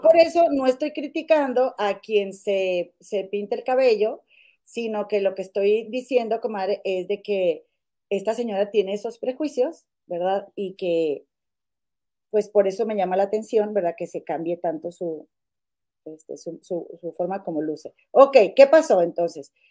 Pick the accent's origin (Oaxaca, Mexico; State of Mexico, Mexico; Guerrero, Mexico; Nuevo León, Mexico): Nuevo León, Mexico; Monterrey; now in Chicago, United States; yo vivo en Chicago, pero las dos somos mexicanas de Monterrey